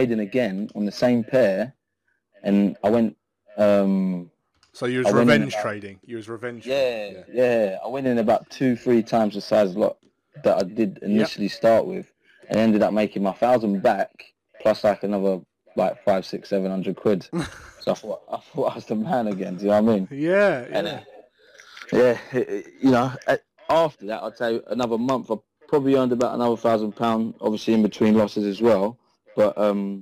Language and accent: English; London, United Kingdom; moved away as an adult; now in Essex, United Kingdom; I grew up in London